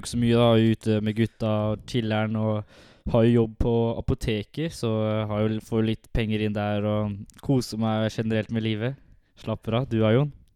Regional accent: Halden, Østfold, Norway; jeg er jo fra Halden, oppvokst og alltid bodd i Halden

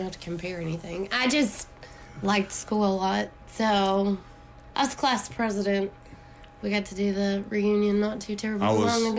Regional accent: Christiana, Tennessee, United States; also born or lived in Murfreesboro, Tennessee; I pride myself in being from Rutherford County. Good old Murfreesboro. I grew up in Christiana, though, so I grew up in the country. On the outskirts of the city, but now the city is like spilled out over into that area now.

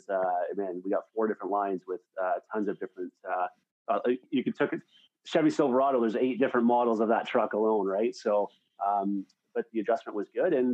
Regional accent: Sault Ste. Marie, Ontario, Canada; also born or lived in Toronto; Canadian, from Northern Ontario, a small community. It's called, the city's called Sault Ste. Marie, between 60 and 70,000 people. Born here, lived down in Toronto for a while, came back home

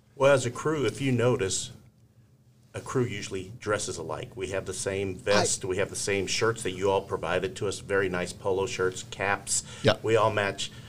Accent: Laredo, Texas, United States; moved away as an adult; now in Dallas area, United States; I am from South Texas, from uh, Laredo, Texas, and I did play high school football back in the uh, late '70s, early '80s

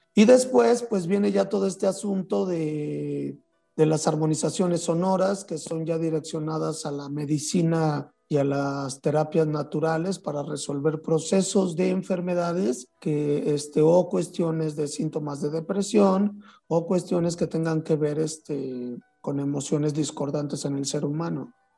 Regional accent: San Luis Potosí, Mexico; moved away; en los mercados de San Luis Potosí, donde yo nací

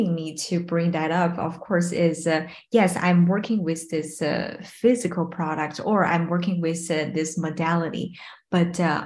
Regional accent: Beijing, China; also born or lived in Shanghai; born in Shanghai, grew up in Beijing

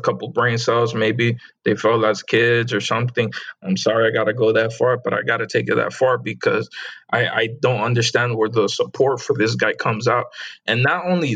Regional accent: United States; I don't hate the country where I was born in because I am American. U.S.

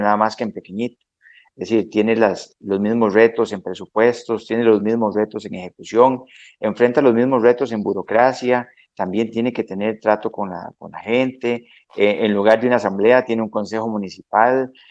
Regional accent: San Mateo, Alajuela, Costa Rica; nací en el hospital de Alajuela, pero eh, soy de San Mateo, de los Montes del Aguacate, de uno de los distritos de San Mateo.

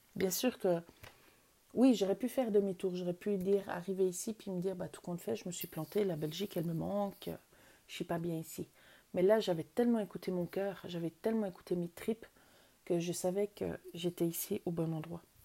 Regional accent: Vaud, Switzerland; moved away as an adult; je suis née en Suisse. J'ai vécu jusqu'à 27 ans en Suisse. Euh, en Suisse, j'ai grandi d'abord dans le canton de Vaud

